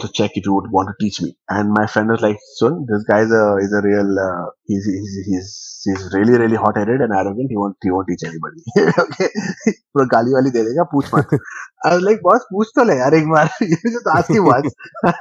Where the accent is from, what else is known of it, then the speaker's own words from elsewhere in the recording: West Bengal, India; now in Delhi, India; So technically I'm a South Indian, though I live in Delhi, and I was born in West Bengal